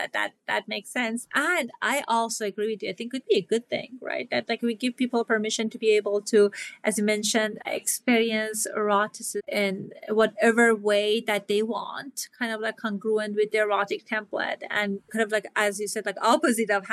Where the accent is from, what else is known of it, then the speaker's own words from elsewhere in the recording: Iran; moved away; I grew up in Iran